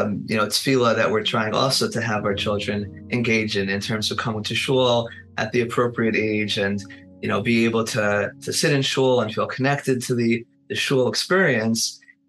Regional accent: Muncie, Indiana, United States; I grew up in Muncie

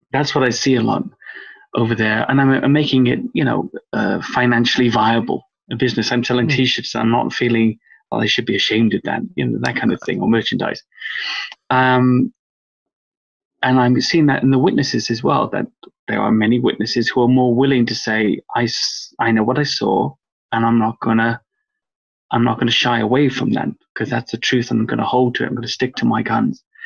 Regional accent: Wales, United Kingdom; now in England; I grew up in Wales, come from an Irish English family, but I grew up in Wales

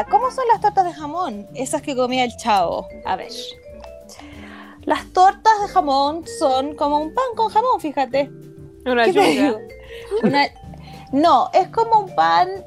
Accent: United States; Spanish is a second language; Estoy aquí como y además como gringa, pues, weón, como que camina ahí una cuadra

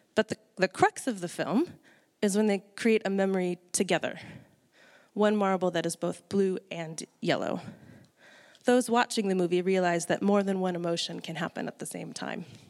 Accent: United States; moved away as an adult; now in New Zealand; I'm from the States originally

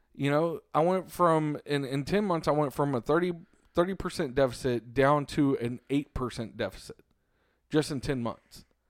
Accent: Cleburne, Texas, United States; they had a branch here in my hometown of Cleburne

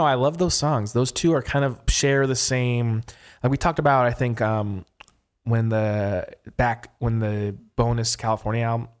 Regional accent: England, United Kingdom; I am from England, and the album came out 2 weeks before my 15th birthday.

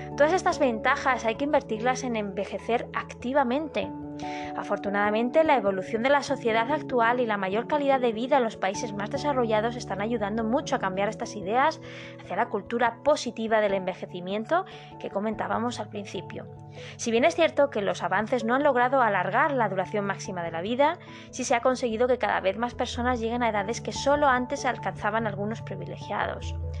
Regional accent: Madrid, Community of Madrid, Spain; moved away as an adult; now in Málaga, Spain; No soy malagueña, soy madrileña, pero ya soy malagueña adoptada

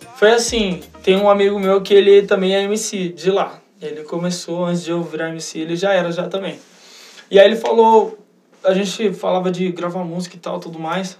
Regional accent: Campinas, São Paulo, Brazil; eu sou de Campinas e na minha região não, não tem muito, como é em São Paulo.

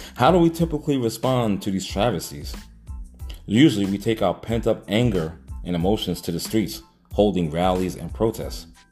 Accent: New York City, New York, United States; I was a young kid growing up in Hollis, Queens

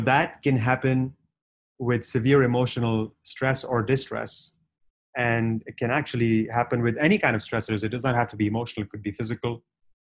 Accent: Punjabi from North India, India; I was born and raised in India

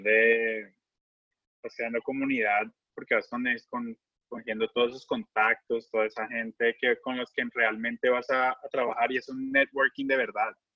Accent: Colombia; moved away as an adult; also born or lived in United States; colombiano del grupo

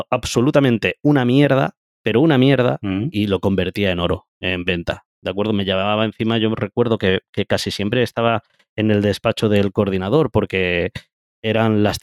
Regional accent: Andalusia, Spain; also born or lived in Valencia; yo realmente soy andaluz, ¿de acuerdo? Eh, lo que pasa que, bueno, andaluz, vamos a decir verdades, yo realmente nací en Valencia, ¿ok?

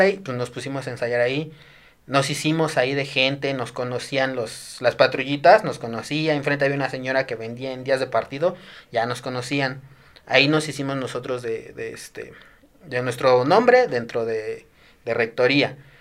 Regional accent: Desierto de los Leones, Mexico City, Mexico; yo quería salir de mi pueblito, ¿no? Ya, el desierto de los leones, puro árbol, puro verde

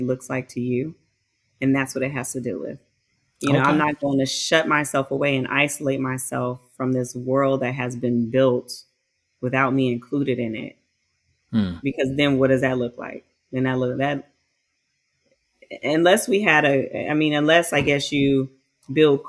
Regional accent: United States; I'm an American.

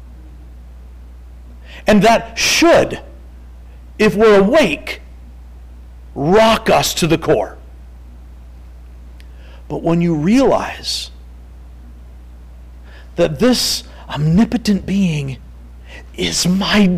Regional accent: Three Oaks, Michigan, United States; I'm from Three Oaks. We got the Galeen River

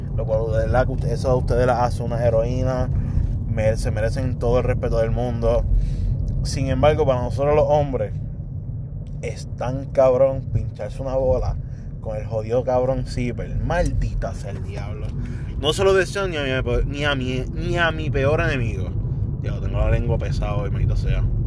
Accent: Puerto Rico; como boricua

